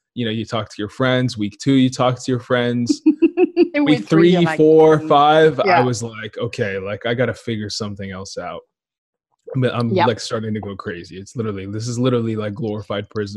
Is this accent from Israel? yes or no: yes; Israel; also born or lived in Ethiopia; now in United States; I grew up in Israel